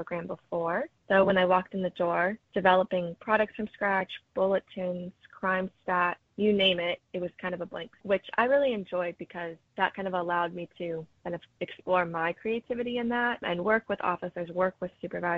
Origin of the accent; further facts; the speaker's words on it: the Carolinas, United States; moved away; I'm from the Carolinas